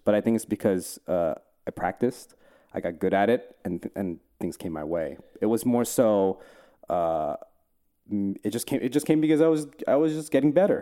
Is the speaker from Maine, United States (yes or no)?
no; New Jersey, United States; now in Los Angeles, United States; Jersey. I grew up in Jersey.